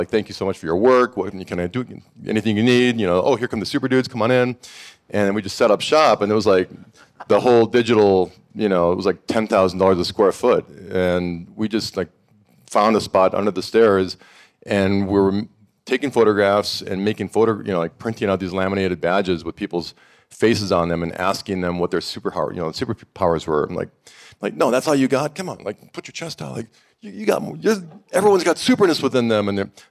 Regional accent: Montana, United States; moved away as an adult; I grew up in Montana, couldn't wait to get out, went to Los Angeles, and I thought I was moving to the epicenter of creative genius

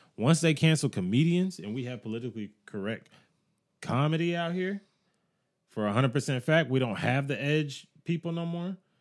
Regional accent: United States

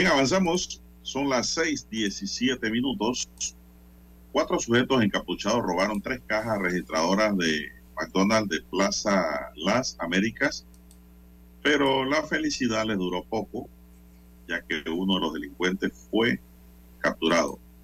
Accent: Panama; a nosotros como panameños, como ciudadanos

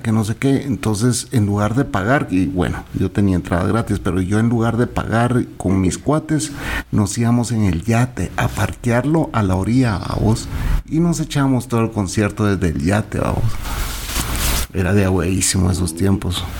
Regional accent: Sololá, Guatemala; somos sololeños

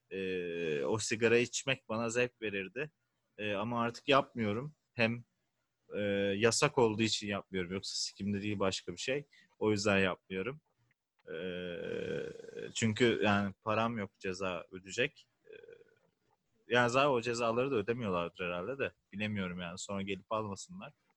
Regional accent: İzmir, Turkey; bir İzmirli olarak

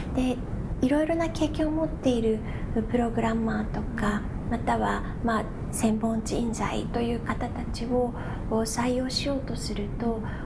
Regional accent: Japan; also born or lived in Virginia, United States; 自分の母国である日本

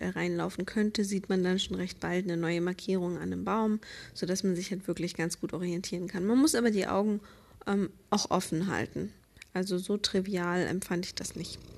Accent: Berlin, Germany; Für mich als Deutsche sind es natürlich Berge, für mich als Berlinerin.

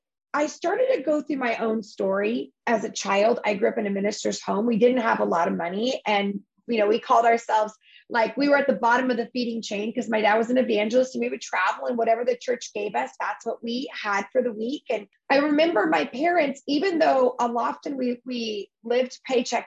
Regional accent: United States; we don't do that as Americans

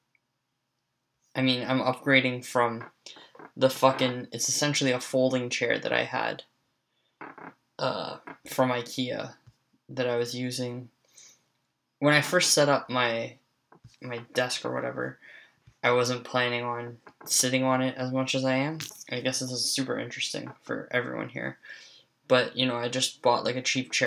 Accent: Canada; I'm Canadian

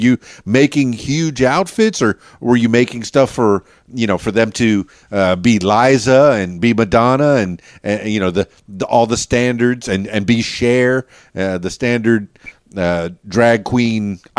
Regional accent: Miami, Florida, United States; now in Little Rock area, Arkansas, United States; I'm from Miami and the Florida Keys.

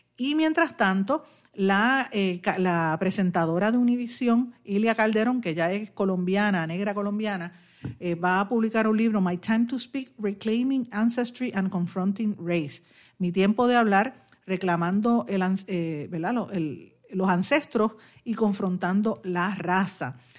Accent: Guaynabo, Puerto Rico; en mi pueblo de Guaynabo

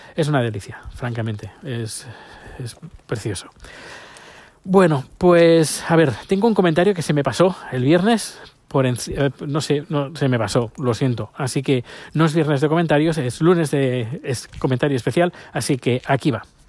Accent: Spain; moved away as an adult; now in Örebro, Sweden; de España

